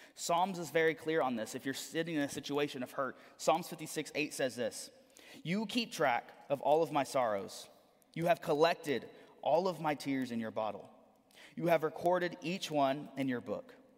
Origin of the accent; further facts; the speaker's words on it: Corpus Christi, Texas, United States; also born or lived in San Antonio; We're from Corpus